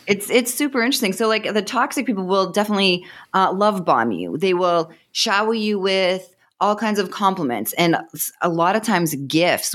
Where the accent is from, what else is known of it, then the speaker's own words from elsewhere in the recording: Boston, Massachusetts, United States; accent: Boston; moved away as an adult; now in Austin, United States; Originally, I'm from Boston, Massachusetts, but I'm in, uh, Austin right now